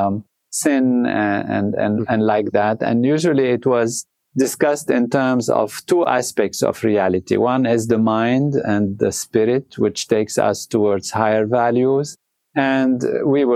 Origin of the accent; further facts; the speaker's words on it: Lebanon; moved away; I was born in Lebanon